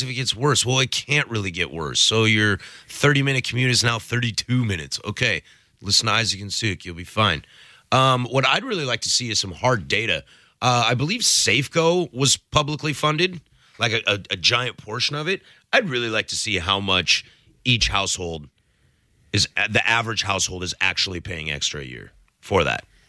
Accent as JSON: {"language": "English", "town": "Spokane", "region": "Washington", "country": "United States", "tie": "born or raised there", "also_born_or_lived": "Vancouver, Washington", "said": "I grew up in Spokane."}